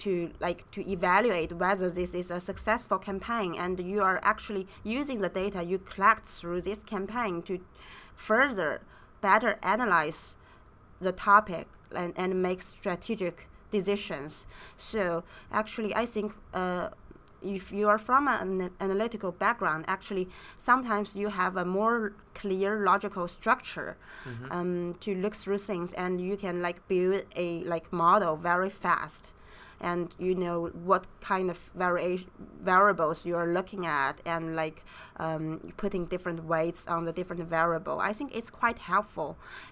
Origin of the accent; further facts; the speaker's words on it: China; moved away as an adult; also born or lived in United States; I was growing up in China, and I went to the States for undergrad and graduate study.